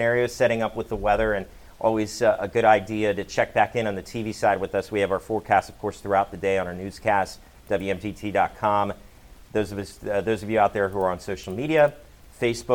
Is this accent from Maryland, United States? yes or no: yes; Rockville, Maryland, United States; now in Delmarva, United States; I'm from the Rockville area, Montgomery County